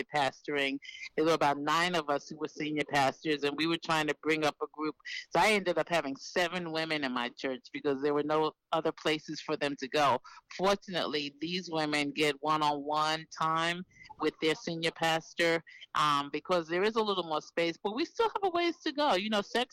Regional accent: New York City, New York, United States; being from a city like New York City, I'm from Harlem, New York

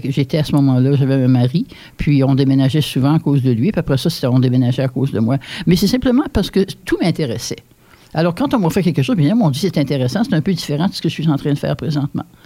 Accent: Hearst, Ontario, Canada; moved away as an adult; also born or lived in Paris, Ontario; j'étais de Hearst. Puis tout le monde parlait français

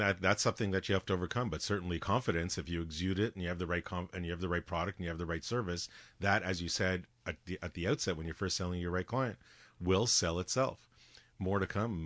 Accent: Canada; as a Canadian taxpayer paying tax dollars

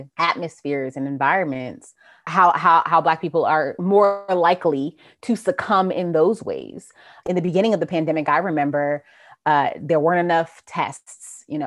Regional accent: New Jersey, United States; moved away as an adult; now in Georgia, United States; I'm from New Jersey, but I've been in Georgia since 2006.

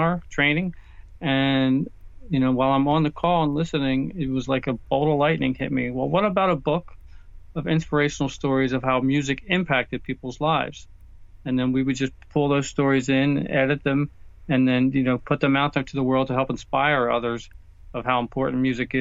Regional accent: just south of the Philadelphia airport, PA, Pennsylvania, United States; we are living in the house that I grew up

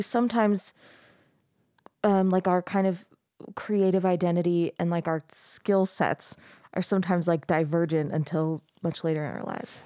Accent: Arizona, United States; now in Utah, United States; I grew up in Arizona

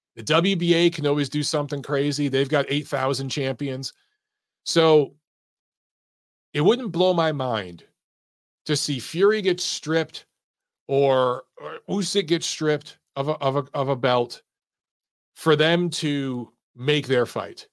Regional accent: United States; as an American boxing fan

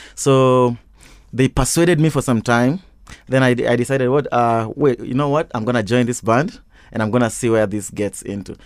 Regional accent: Kisumu, Kisumu County, Kenya; moved away as an adult; also born or lived in Kakamega; now in Nairobi, Kenya; I grew up in Kisumu, uh, a place called uh, Mamboleo, uh, where my mom and dad currently live

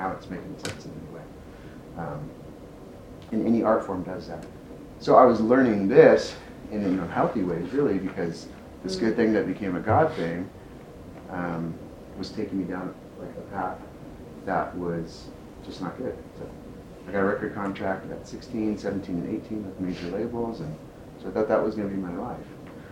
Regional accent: San Diego, California, United States; I'm from San Diego, and I was doing stuff with San Diego Opera, like as an elementary student

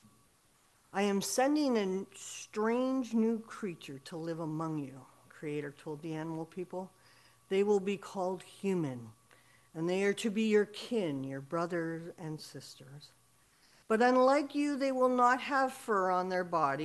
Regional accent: Saskatchewan, Canada; moved away; I'm originally from Saskatchewan and registered at Yellow Quill First Nation

